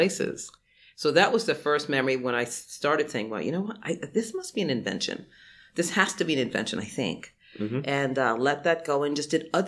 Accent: New York City, New York, United States; I grew up in Brooklyn

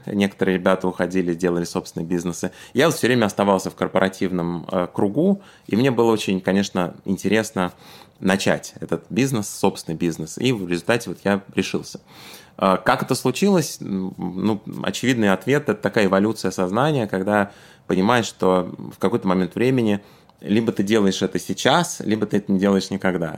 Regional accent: Tashkent, Uzbekistan; moved away; я работал в Ташкенте, откуда я родом

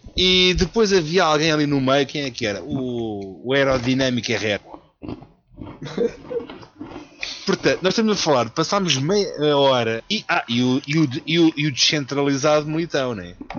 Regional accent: Lisbon, Portugal; quando eu era puto, a malta em Benfica, que eu, eu cresci mesmo no bairro

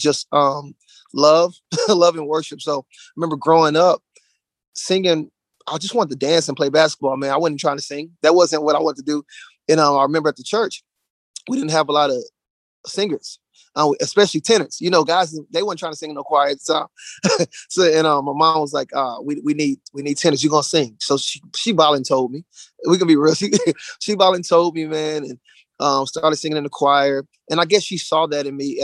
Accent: Dallas, Texas, United States; moved away as an adult; now in Charlotte, United States; We're from Dallas, Texas. So we just moved to Charlotte, North Carolina like a month ago

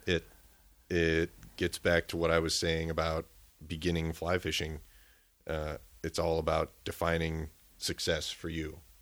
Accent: Minneapolis–Saint Paul, Minnesota, United States; also born or lived in Round Lake, Hayward, Wisconsin; now in Hayward, United States; I'm originally from the Twin Cities

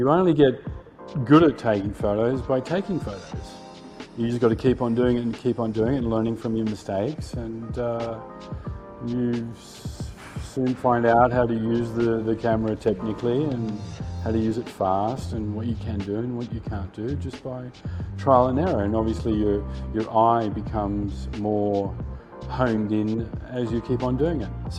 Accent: Sydney, New South Wales, Australia; moved away as an adult; also born or lived in Paris, France / Asia; I grew up and lived in Sydney

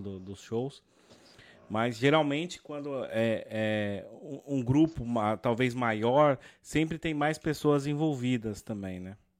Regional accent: Brazil; como brasileiro

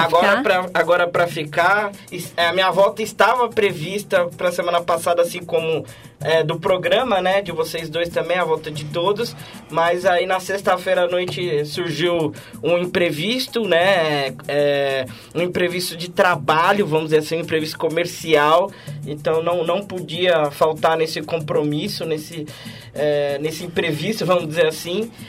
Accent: Brazil; Como brasileiro

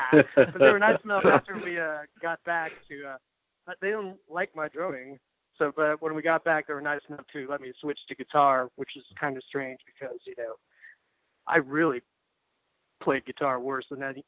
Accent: New Mexico, United States; moved away; also born or lived in Austin; Well, my mom's from Corpus Christi, but I'm actually from New Mexico.

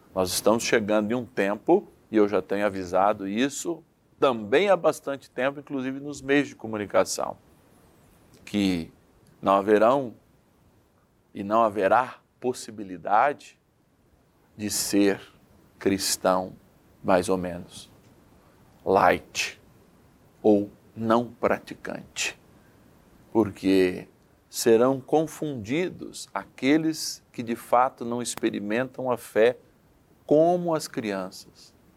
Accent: São Paulo, Brazil; moved away; also born or lived in countryside (roça); embora eu viva na roça, eu sou paulistano, nasci em São Paulo

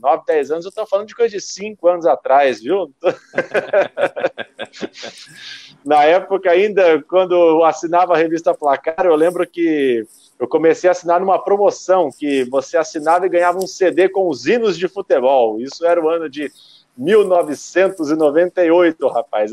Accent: Londrina, Paraná, Brazil; also born or lived in São Paulo / Piracicaba / Campinas / Joinville; eu sou de Londrina. Eu fiquei aqui até os meus 18, quase 19 anos de idade

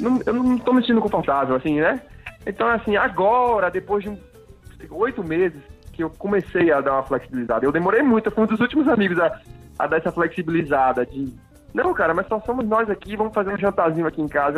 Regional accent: Salvador, Bahia, Brazil; accent: baiano; moved away; aquele alicerce baiano que é que é o que eu sou, sou baiano, é o meu sotaque

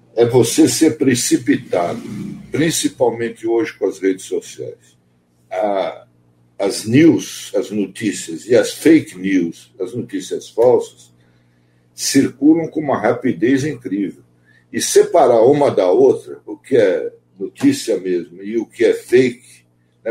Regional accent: São Paulo, Brazil; eu sou aqui de São Paulo, nascido aqui

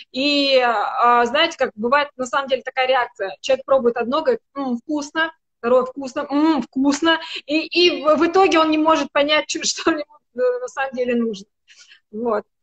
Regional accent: North Caucasus, Russia; хотя я человек с Кавказа, и я могу громко разговаривать, выражая свои мысли

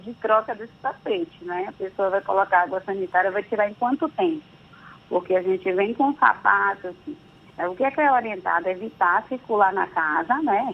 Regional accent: Santo Amaro, Bahia, Brazil; Eu sou de Santa Amaro, viu, da purificação, não deixo de falar isso nunca

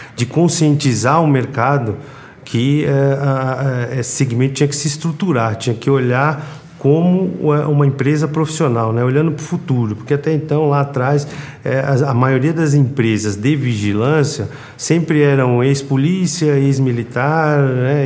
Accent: São Paulo, Brazil; sou de São Paulo, natural de São Paulo

